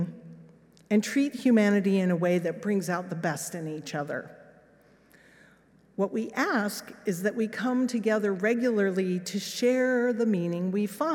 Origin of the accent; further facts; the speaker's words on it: Los Alamos, New Mexico, United States; moved away as an adult; also born or lived in England; This was my hometown